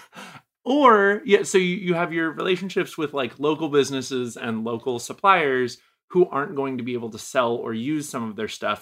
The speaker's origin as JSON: {"language": "English", "region": "New England", "country": "United States", "moved": "yes", "said": "I'm originally from New England"}